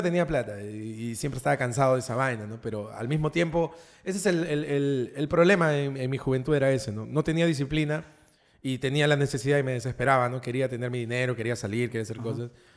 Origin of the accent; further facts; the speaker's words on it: Lima, Peru; also born or lived in Miraflores, Lima; he crecido en el Rimac toda mi vida. Pero ahora soy miraflorino